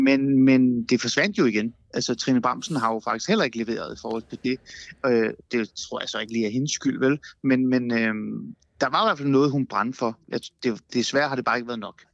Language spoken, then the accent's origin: Danish; North Zealand, Capital Region of Denmark, Denmark; now in Aarhus, Denmark; jeg er jo faktisk på en eller anden måde blevet østjyde, ikke? selvom jeg er vokset op i Nordsjælland